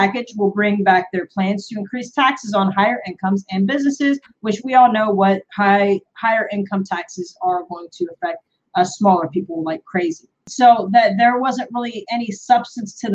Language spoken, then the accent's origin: English; United States; I am an American.